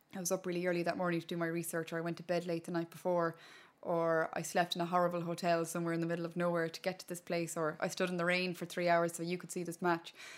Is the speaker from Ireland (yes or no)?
yes; Connemara, Connacht, Ireland; first language Irish; English is a second language; I was growing up in Connemara in a little village called Inheararua back in the day